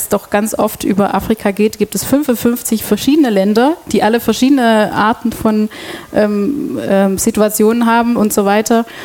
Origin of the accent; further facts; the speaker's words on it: Antwerp, Flanders, Belgium; German is a second language; moved away as an adult; also born or lived in Brussels; now in Ulm, Germany; Ähm, ich komme aus Belgien, wohne seit sechs Jahren in Ulm und bin seit 2014 bei Radio FreeFM. Ich komme ursprünglich ähm, aus Antwerpen